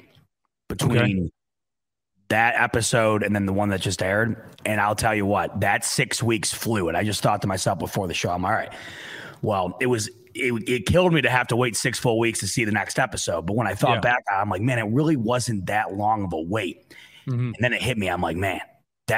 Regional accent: Rochester, New York, United States; I am from Rochester, right down the street from St. John Fisher

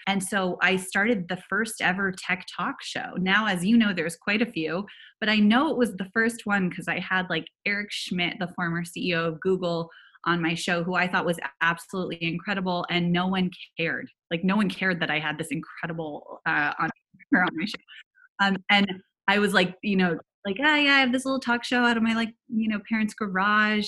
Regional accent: Silicon Valley, California, United States; now in Los Angeles, United States; I grew up in Silicon Valley

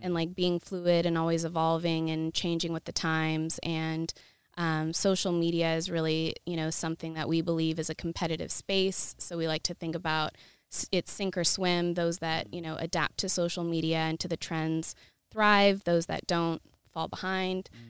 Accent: Yakima, Washington, United States; moved away as an adult; also born or lived in Seattle, Washington; now in Los Angeles, United States; I'm originally from Washington State, a small town called Yakima

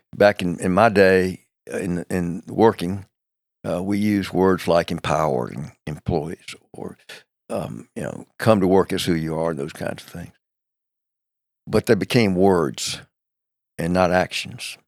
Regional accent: Macon, Georgia, United States; now in Charlotte, United States; Macon, Georgia is eighty-five miles south of Atlanta, uh, right in the middle of the state of Georgia. Uh, it's, it's, um, um, a wonderful place to have grown up

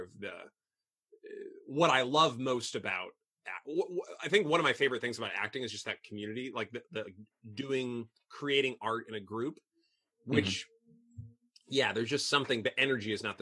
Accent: Belleville, Illinois, United States; moved away as an adult; also born or lived in Boston / France / Italy; now in Chicago, United States; I grew up there. So Southern Illinois. I'm a Southern Illinois boy.

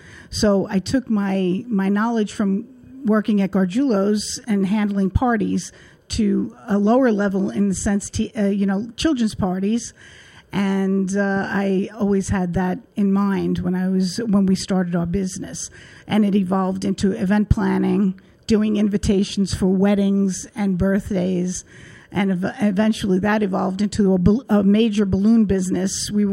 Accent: Coney Island, New York, United States; born there; I was born in Coney Island.

